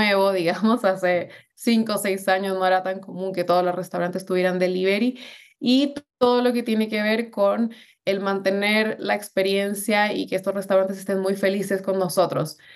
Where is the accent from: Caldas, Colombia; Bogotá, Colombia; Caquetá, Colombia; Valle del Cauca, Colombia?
Bogotá, Colombia; moved away as an adult; now in Chile; Bueno, yo soy de Colombia, de Bogotá, eh, pero es chistoso porque eh, como llevo 11 años viviendo en Chile, el acento se me perdió